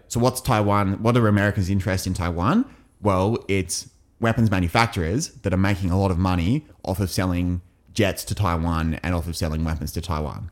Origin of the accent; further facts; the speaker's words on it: England, United Kingdom; as an Englishman